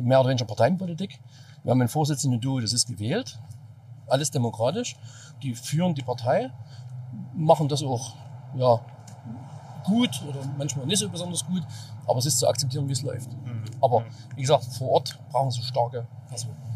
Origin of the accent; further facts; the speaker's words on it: East Germany, Germany; als Ossi ist es ja trotzdem noch die Herkunft